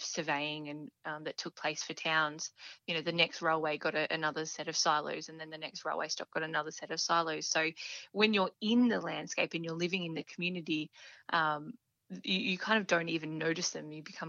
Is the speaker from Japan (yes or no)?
no; Dimboola, Victoria, Australia; also born or lived in Horsham; So I'm born and bred across the Wimmera Mallee. So I grew up in Dimboola and then spent some time away for university and then came back to Horsham, Birchip, and back in Horsham. So I've never really left the area.